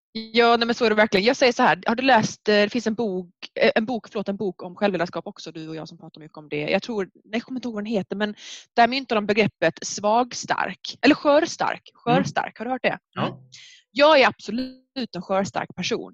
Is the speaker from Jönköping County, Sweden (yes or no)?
no; Skåne, Sweden; accent: mixed Skåne and Norrland; jag är från Skåne men min pappa är från Umeå, Norrland, så min dialekt är himla blandad